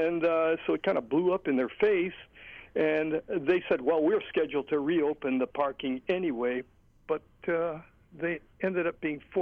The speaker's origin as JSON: {"language": "English", "region": "Hawaii", "country": "United States", "tie": "born or raised there", "said": "I grew up in Hawaii with free access given by our kupuna"}